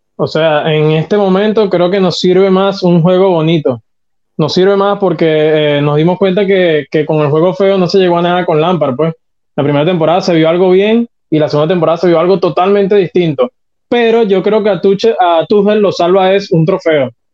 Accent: Venezuela; now in Chile; yo estoy en Chile, soy venezolano, viviendo acá en Chile

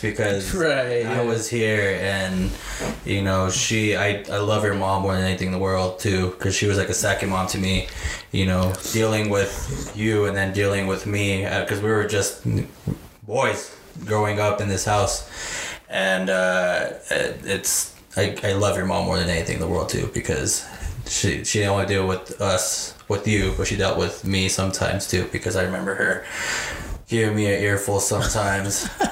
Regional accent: Bernalillo, New Mexico, United States; we're we're from Bernalillo, New Mexico

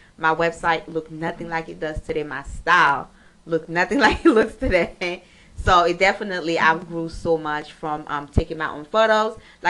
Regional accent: Pétion-Ville, Ouest, Haiti; also born or lived in Miami; now in Atlanta, United States; pretty much, I'm from Haiti. I was born in Port-au-Prince, Pétionville. Okay. Haiti, born and raised.

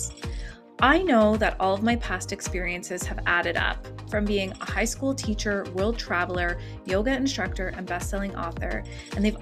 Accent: Canada; we're Canadian

